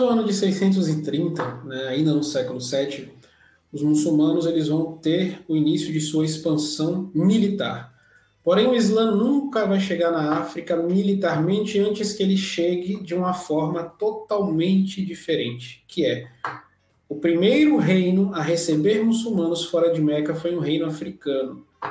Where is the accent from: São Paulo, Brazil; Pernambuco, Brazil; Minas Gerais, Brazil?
Pernambuco, Brazil; Recife; Eu nasci em Recife, Pernambuco, capital de Pernambuco